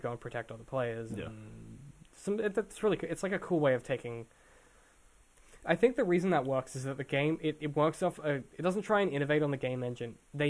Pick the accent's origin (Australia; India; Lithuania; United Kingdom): Australia; accent: Australian; I've literally lived in Australia my entire life.